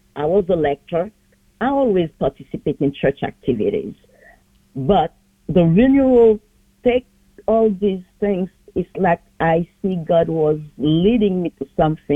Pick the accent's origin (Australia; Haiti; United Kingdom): Haiti; Port-au-Prince, Ouest; now in New York City, United States; I was born in Port-au-Prince, Haiti